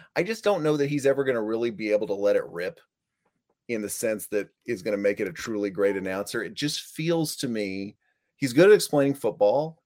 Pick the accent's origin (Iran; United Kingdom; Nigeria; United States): United States; Dallas, Texas; I grew up in Dallas, Fort Worth